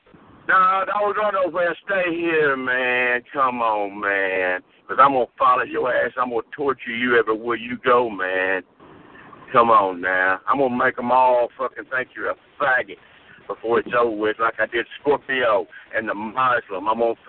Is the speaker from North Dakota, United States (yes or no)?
no; Mississippi, United States; I'm from Mississippi, and I've been waiting.